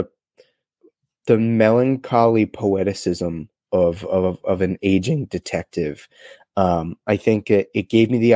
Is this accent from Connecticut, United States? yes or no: yes; New London, Connecticut, United States; my hometown of New London, Connecticut